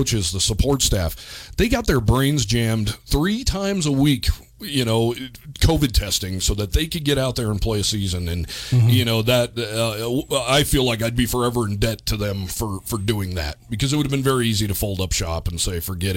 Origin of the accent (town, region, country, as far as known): Cheyenne, Wyoming, United States; born or raised there; also born or lived in Houston